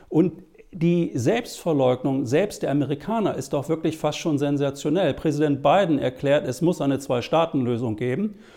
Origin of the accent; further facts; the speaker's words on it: Germany; Was soll man denn machen als Deutscher mit palästinensischen, arabischen, muslimischen Wurzeln?